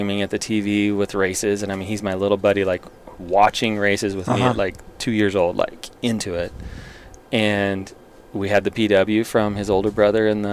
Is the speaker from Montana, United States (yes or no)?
yes; Montana, United States; growing up in Montana